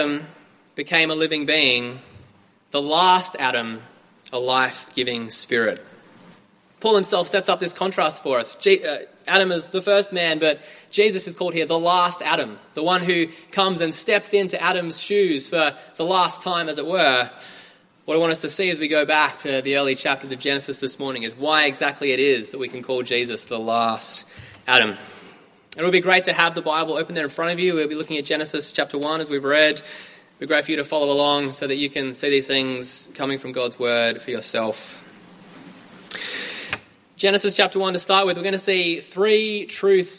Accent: Australia; moved away as an adult; now in Cambridge, United Kingdom; I'm from Australia. I'm here studying a PhD in Old Testament Studies in the Faculty of Divinity at the University of Cambridge

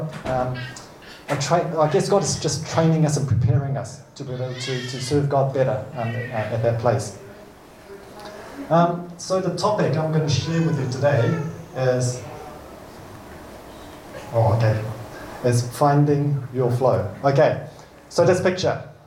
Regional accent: New Zealand; I was born in New Zealand

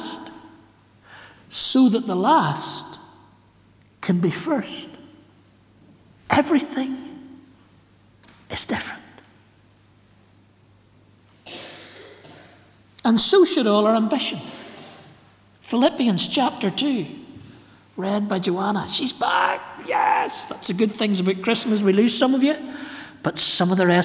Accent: Ballymena, Northern Ireland, United Kingdom; I'm from Ballymena, where the shepherds are out in the fields and the ministers know their theology.

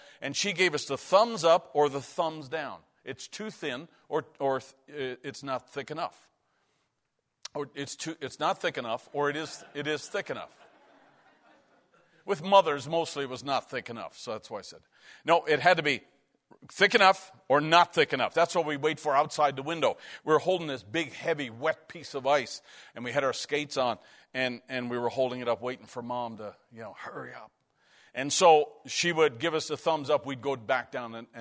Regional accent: Newfoundland and Labrador, Canada; When we grew up in Newfoundland, we lived in a hockey culture

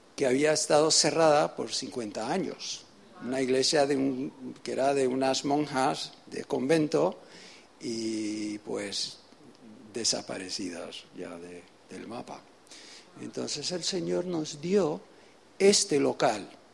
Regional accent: Venezuela; also born or lived in United States / England; now in Spain; vengo de España, nací en los Estados Unidos, me crié en Venezuela

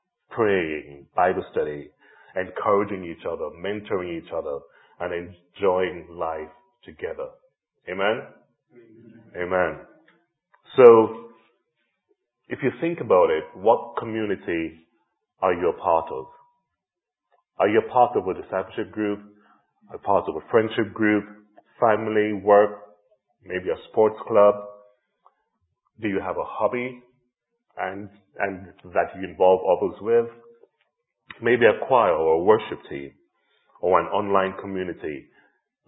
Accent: Jamaica; moved away; I grew up in Jamaica in the 70s and 80s with a real sense of community all around

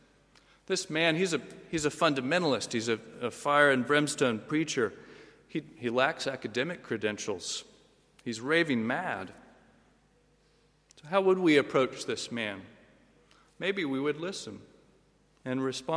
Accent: United States; moved away; Come from the U.S. Originally

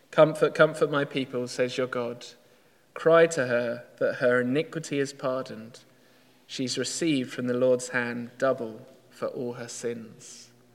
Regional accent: United Kingdom; we're British

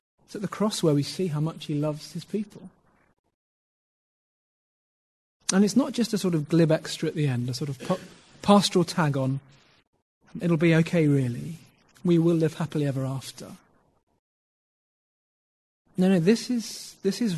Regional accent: United Kingdom; being British

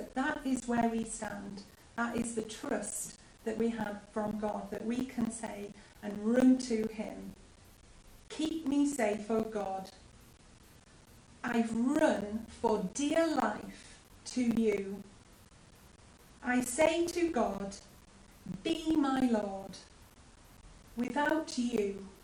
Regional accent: United Kingdom; as British people

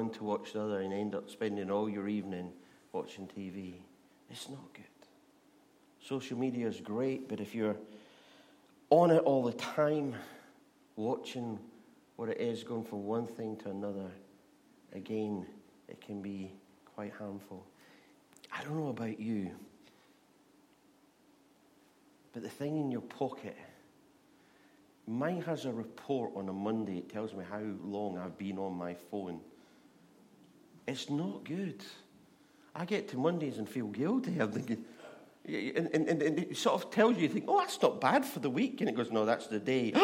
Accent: Scotland, United Kingdom; as a Scotsman

